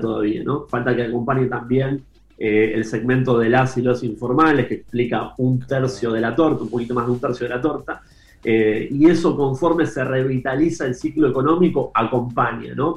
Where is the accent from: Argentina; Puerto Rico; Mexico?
Argentina